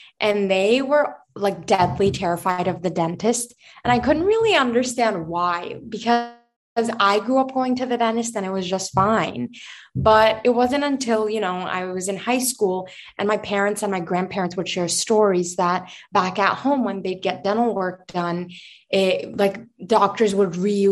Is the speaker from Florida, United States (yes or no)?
no; New York City, New York, United States; also born or lived in Virginia; now in New York City, United States; I was born in Manhattan, born and raised